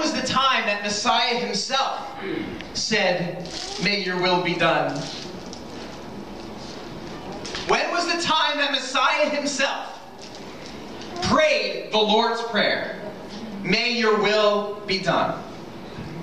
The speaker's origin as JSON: {"language": "English", "region": "New York", "country": "United States", "tie": "born or raised there", "moved": "yes", "lives_now": "Rhode Island, United States", "said": "I grew up in New York"}